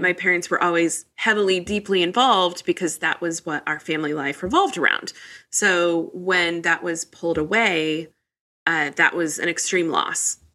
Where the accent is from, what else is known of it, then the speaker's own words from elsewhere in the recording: Midwest, United States; I grew up in the Midwest